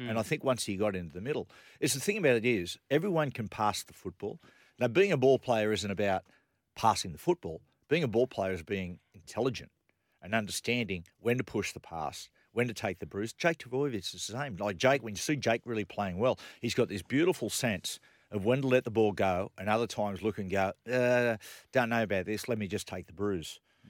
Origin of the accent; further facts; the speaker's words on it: Newcastle, New South Wales, Australia; now in Collaroy, Australia; I'm from Newcastle.